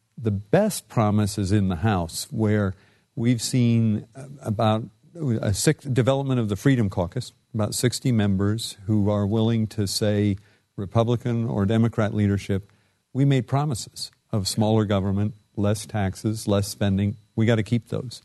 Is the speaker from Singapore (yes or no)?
no; Indiana, United States; Indiana, my home state